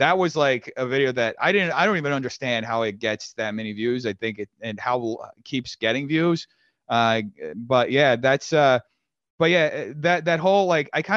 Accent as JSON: {"language": "English", "country": "Brazil", "also_born_or_lived": "New York", "moved": "yes", "lives_now": "United States", "said": "I'm from Brazil"}